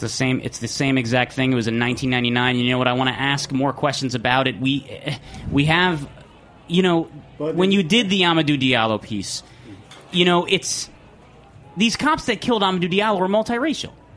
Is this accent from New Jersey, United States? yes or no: yes; New Jersey, United States; I'm from New Jersey